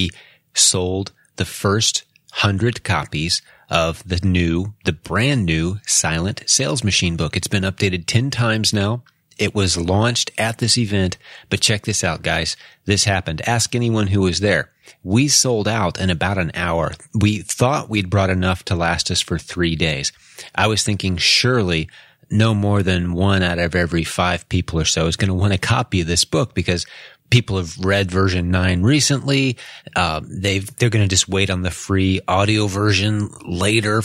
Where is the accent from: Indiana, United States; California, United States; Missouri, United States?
Indiana, United States; Indianapolis; Indianapolis, Indiana, which happens to be my hometown